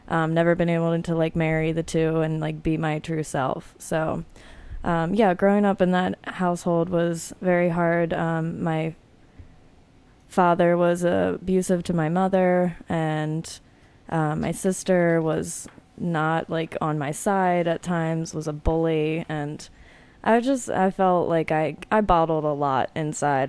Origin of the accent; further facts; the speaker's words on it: suburbs outside Philadelphia, Pennsylvania, United States; I grew up outside of Philadelphia in the suburbs